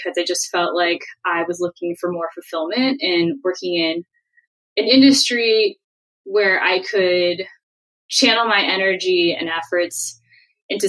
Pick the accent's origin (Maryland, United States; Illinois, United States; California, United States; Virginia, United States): California, United States; San Francisco; I grew up in San Francisco proper in the city, in the public school system with a single mom